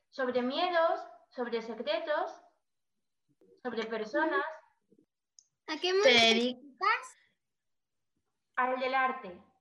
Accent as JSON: {"language": "Spanish", "town": "Cáceres", "region": "Extremadura", "country": "Spain", "tie": "born or raised there", "said": "No. ¿De dónde eres? ¿Cuál es tu ciudad natal? Cáceres."}